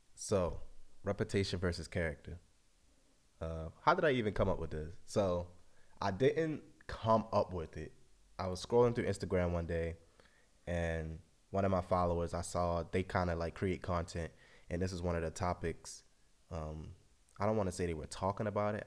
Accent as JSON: {"language": "English", "town": "Baltimore", "region": "Maryland", "country": "United States", "tie": "born or raised there", "moved": "as an adult", "lives_now": "Europe", "said": "I'm from Baltimore, lived there my whole life."}